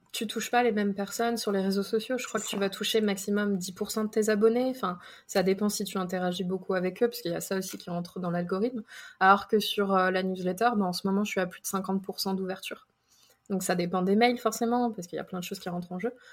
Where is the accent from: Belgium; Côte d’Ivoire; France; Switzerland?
France; moved away as an adult; now in United States; En tant que Français ou Européen